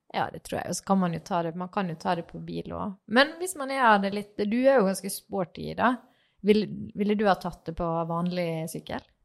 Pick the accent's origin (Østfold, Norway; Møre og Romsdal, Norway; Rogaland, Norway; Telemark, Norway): Møre og Romsdal, Norway; Sunnmøre, near Geiranger; moved away; also born or lived in Trøndelag; for meg som sunnmøring har vokst opp ganske nært eh, Geiranger.